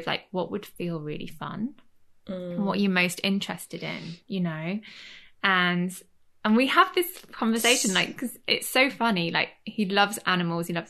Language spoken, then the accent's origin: English; Leeds, Yorkshire and the Humber, United Kingdom; moved away as an adult; also born or lived in London / Florence; now in Cornwall, United Kingdom; I'm from Yorkshire. I'm from Leeds.